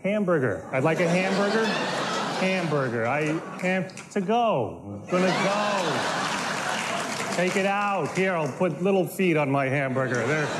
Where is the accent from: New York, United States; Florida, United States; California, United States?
New York, United States; It's great to be back here in my hometown, New York.